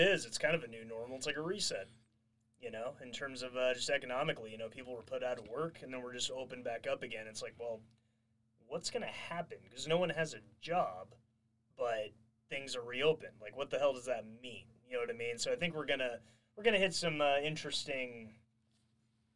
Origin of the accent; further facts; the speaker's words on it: California, United States; I'm even from California